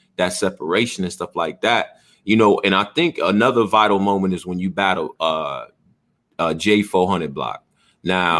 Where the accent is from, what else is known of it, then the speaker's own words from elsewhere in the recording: Rochester, New York, United States; I'm from Western New York, man. I'm from Rochester, New York, till I die, 585